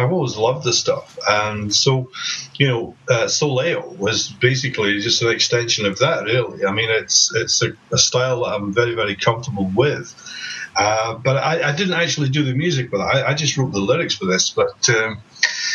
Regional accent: Scotland, United Kingdom; moved away as an adult; also born or lived in Belgium / Los Angeles; I'm originally from Scotland. My parents are English and Scottish. I moved to Belgium in 1981 to finish my education

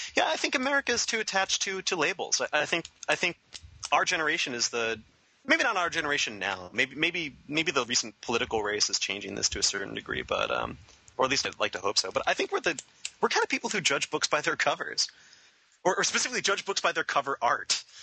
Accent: Long Island, New York, United States; I'm from Long Island

